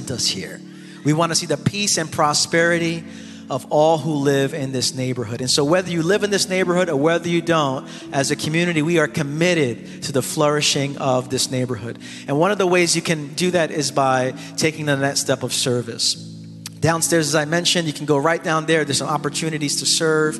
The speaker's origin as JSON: {"language": "English", "town": "New York City", "region": "New York", "country": "United States", "tie": "born or raised there", "said": "I grew up in the East New York section of Brooklyn for over 30 years"}